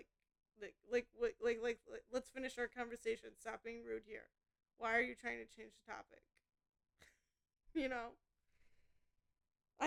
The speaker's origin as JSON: {"language": "English", "region": "Indiana", "country": "United States", "also_born_or_lived": "Michigan", "said": "I'm from Indiana, and, like, I don't know if, like, I just live in, like, too small of a town"}